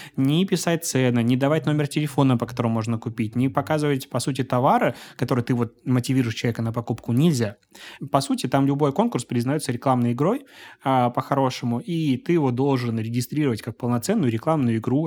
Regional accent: Belarus; moved away as an adult; now in Saint Petersburg, Russia; я белорус. А, я три года назад переехал в Санкт-Петербург

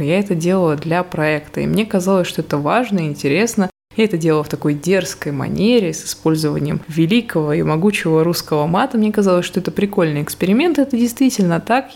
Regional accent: Murmansk, Murmansk Oblast, Russia; moved away as an adult; now in Saint Petersburg, Russia; сама я родом из Мурманска, сейчас я уже там не живу

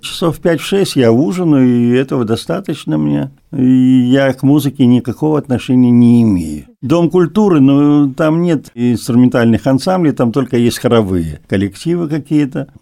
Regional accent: the Far East, Russian Far East, Russia; мы с Дальнего Востока

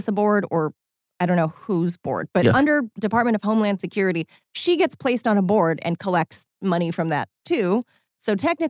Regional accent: California, United States; growing up in California, which is, I guess the closest state to Hawaii, I guess you can consider, right? Mm-hmm. We're the mainland. Being Asian and in the 80s, being born on Pearl Harbor

